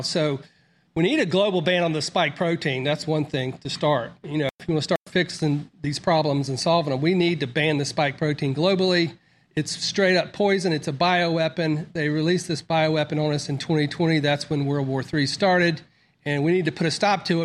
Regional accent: Mississippi, United States; also born or lived in Florida; I was born in Mississippi, but I grew up in Florida. And then after sixth grade, uh, we moved back to Mississippi

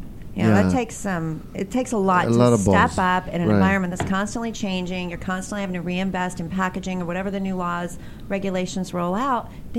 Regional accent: Utah, United States; also born or lived in Chicago; I was born outside of Chicago, and then we moved to Utah when I was a little girl.

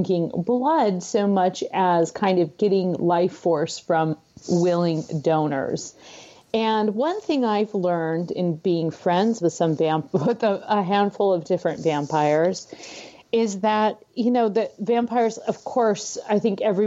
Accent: San Francisco Bay Area, California, United States; moved away as an adult; now in Minnesota, United States; I'm originally from California, so I've spent most of my life in the San Francisco Bay Area.

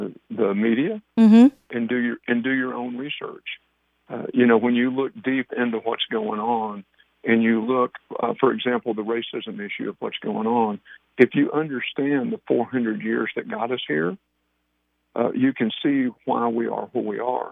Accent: Paris, Texas, United States; also born or lived in College Station, Texas; born and raised in Paris, Texas

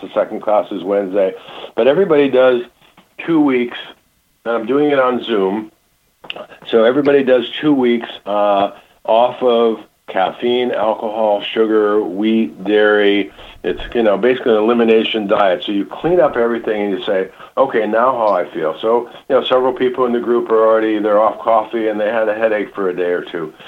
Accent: Michigan, United States; moved away; I grew up in Michigan

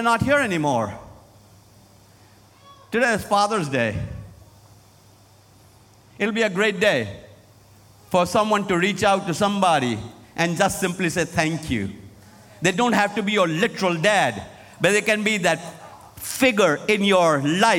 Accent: Lucknow, Uttar Pradesh, India; moved away as an adult; now in United States; my hometown where I was raised in Lucknow, India, North India

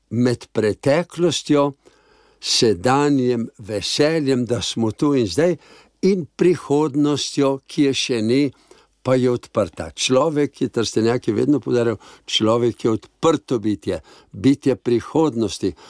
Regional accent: Slovenia; To pa pomeni, da smo našli Slovenci

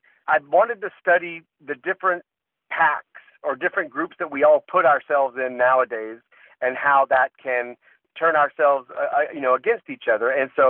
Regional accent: the South, United States; I am from the South, and I have been around a whole bunch of people from the South who are conservative and some who are liberal.

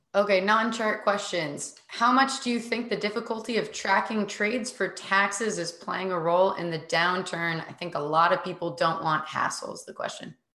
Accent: United States; as an American

